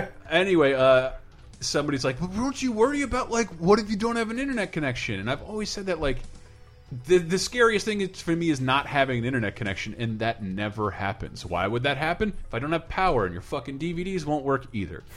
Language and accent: English; Tallahassee, Florida, United States; moved away; I'm from Florida.